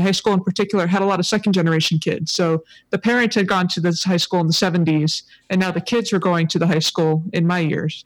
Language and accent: English; Hawaii, United States; also born or lived in San Diego; I definitely grew up in Hawaii